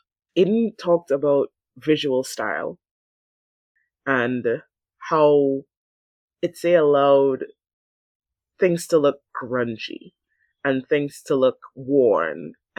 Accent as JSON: {"language": "English", "country": "Thailand", "said": "people tend to get from my home country when my home country is portrayed outside as anything other than bright and shiny and clean and modern."}